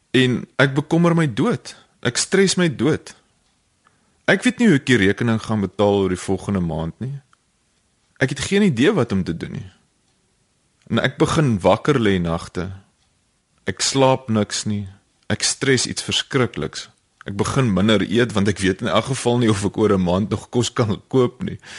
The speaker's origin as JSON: {"language": "Afrikaans", "country": "South Africa", "said": "ons mans in Suid-Afrika dog so groot geword"}